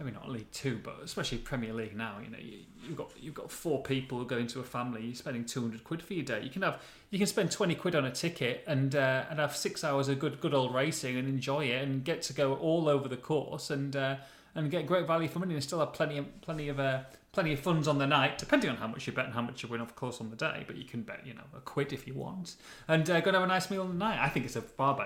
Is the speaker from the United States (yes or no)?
no; Hull, Yorkshire and the Humber, United Kingdom; I was born in Hull